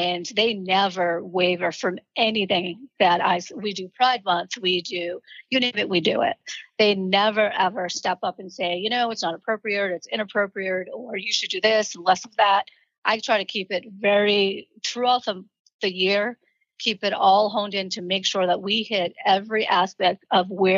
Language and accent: English; Boston, Massachusetts, United States; moved away; also born or lived in Columbia Point, Boston; We were raised in the projects in Boston